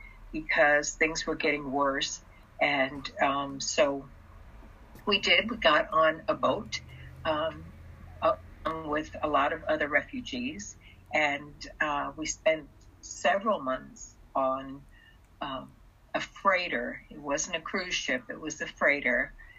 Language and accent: English; Texas, United States; English is a second language; also born or lived in China / Germany; I grew up in Texas. Most, you know, my schooling, I didn't speak English when I came here. I spoke German and I spoke Russian. And so English was my third language.